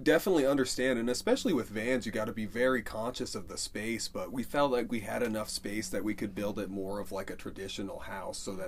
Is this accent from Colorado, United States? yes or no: yes; Craig, Colorado, United States; also born or lived in Denver; we moved to my hometown in Craig